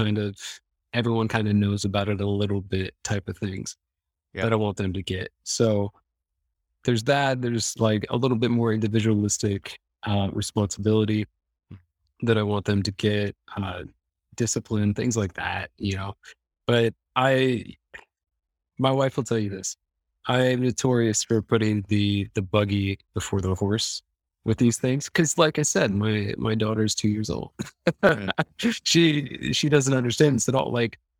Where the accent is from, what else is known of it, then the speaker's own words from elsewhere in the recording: Midwest, United States; I mean, I come from the Midwest, so it's like farm town, you know what I mean?